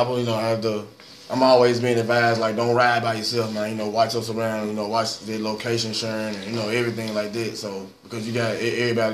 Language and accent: English; Memphis, Tennessee, United States; I'm from North Memphis.